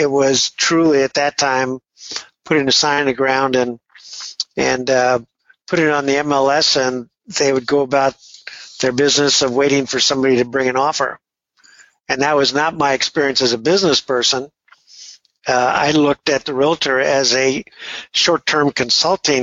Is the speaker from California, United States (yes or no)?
yes; Redondo Beach, California, United States; now in San Francisco, United States; I grew up just a block from the pier in Redondo Beach